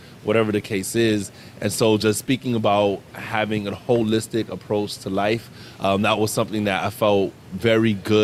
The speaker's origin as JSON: {"language": "English", "town": "Miami", "region": "Florida", "country": "United States", "tie": "born or raised there", "also_born_or_lived": "Orlando", "said": "I was born and raised in Miami"}